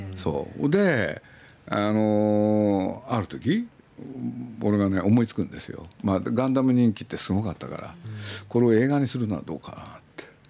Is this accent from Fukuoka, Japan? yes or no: no; Nagoya, Aichi, Japan; moved away; 名古屋の出身